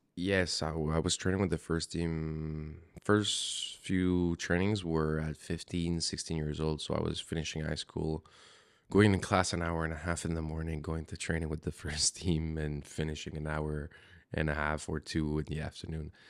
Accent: Montreal, Quebec, Canada; moved away as an adult; I'm born and raised in Montreal

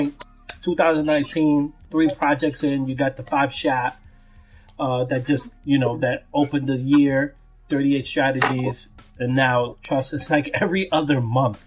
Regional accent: New York City, New York, United States; I'm from New York, I'm from Brooklyn

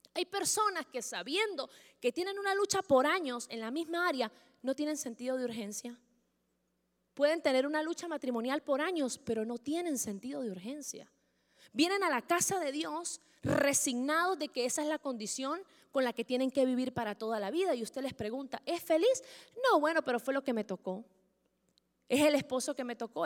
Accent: Venezuela; los que somos venezolanos

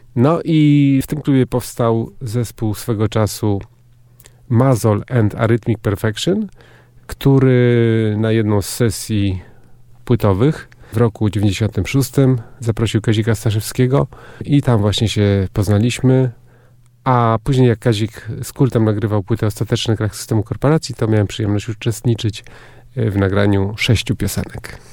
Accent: Rozogi, Warmian-Masurian Voivodeship, Poland; also born or lived in Szczytno / Występ; Rozogi, a wcześniej Występ, bo urodziłem się w Szczytnie, ale z rodzicami mieszkaliśmy w Występie

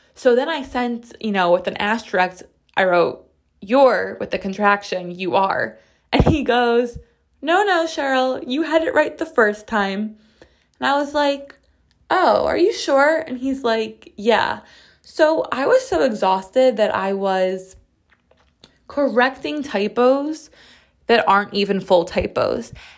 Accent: United States; I'm as American as it gets.

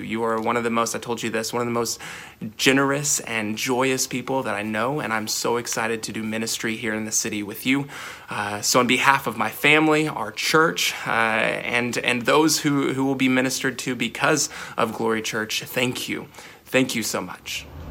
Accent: Northwest Arkansas, United States; moved away as an adult; now in Kansas City, United States; we're from Northwest Arkansas

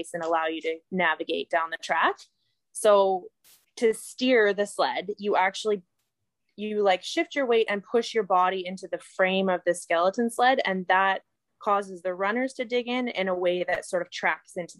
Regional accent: Calgary, Alberta, Canada; I grew up in Calgary, Alberta

